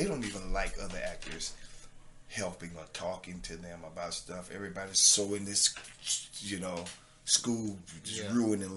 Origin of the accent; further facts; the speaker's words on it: Treasure Coast, Florida, United States; accent: southern; representing my hometown, representing the tri-state, you know, the Treasure Coast, I mean, representing the state of Florida